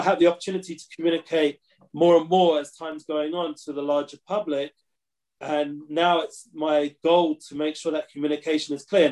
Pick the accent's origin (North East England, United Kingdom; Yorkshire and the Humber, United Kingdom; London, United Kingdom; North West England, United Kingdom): London, United Kingdom; now in Israel; growing up in London